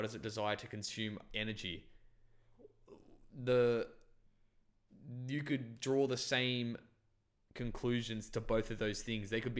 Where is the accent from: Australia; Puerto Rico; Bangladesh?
Bangladesh; I was born in Bangladesh and I didn't know what Christianity was